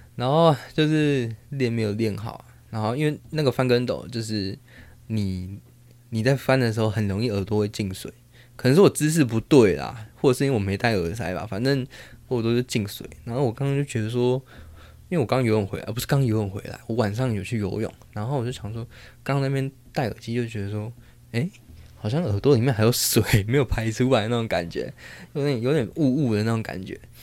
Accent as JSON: {"language": "Chinese", "country": "Taiwan", "tie": "born or raised there", "first_language": "Taiwanese Hokkien", "second_language": "Chinese", "lives_now": "Taipei, Taiwan", "said": "我是自细汉咧做囡仔的时阵就是讲台语大汉的"}